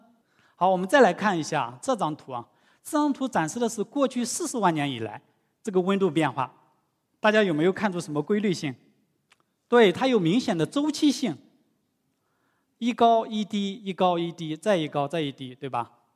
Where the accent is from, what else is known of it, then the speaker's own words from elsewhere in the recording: Shanghai, China; 但是我们上海人应该比较愿意啊。到时候海平面再下降，我们就有更多的土地来建房子了。